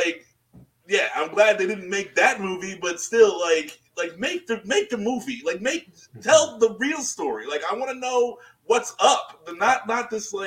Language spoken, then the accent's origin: English; Jamaica; this might just be because like I'm Jamaican, Jamaican, we'll call it that.